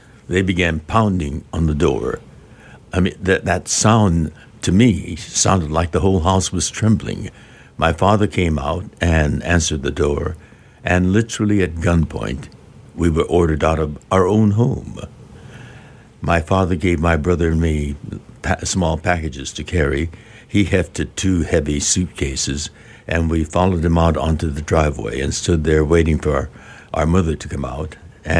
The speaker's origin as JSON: {"language": "English", "region": "California", "country": "United States", "said": "It was an exotic land, Arkansas. We're from Southern California."}